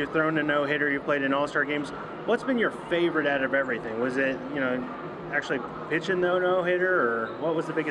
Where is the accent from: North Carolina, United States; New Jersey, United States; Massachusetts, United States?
North Carolina, United States; Charlotte; I'm from Charlotte, North Carolina.